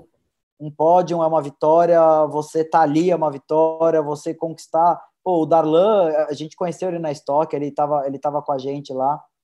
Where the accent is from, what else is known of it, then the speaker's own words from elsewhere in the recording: Brazil; a gente como brasileiro